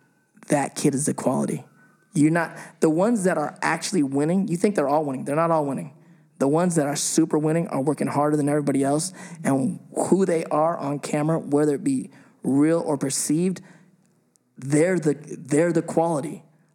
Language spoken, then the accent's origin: English; England, United Kingdom; Where are you from? I'm from, like, this part of England.